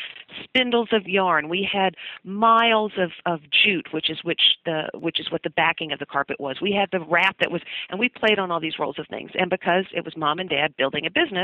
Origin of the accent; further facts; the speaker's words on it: Dalton, Georgia, United States; I'm from a little town called Dalton, Georgia. It's about 90 miles northwest of Atlanta. And while you may have never heard of Dalton, I'm pretty sure you've heard of wall-to-wall carpeting. It was invented in my hometown